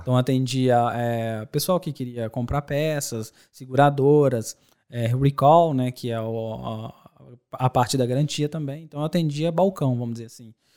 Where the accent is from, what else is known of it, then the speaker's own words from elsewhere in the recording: Belo Horizonte, Minas Gerais, Brazil; moved away as an adult; also born or lived in Dores do Indaiá, Minas Gerais; now in Ireland; Bom, eu sou de Belo Horizonte, nascido em Lourdes do Indaiá, interior Legal. de Minas Gerais.